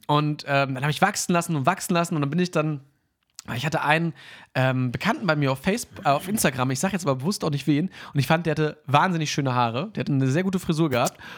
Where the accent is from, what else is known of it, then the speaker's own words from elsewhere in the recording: Hanover, Lower Saxony, Germany; ich bin ja in Hannover aufgewachsen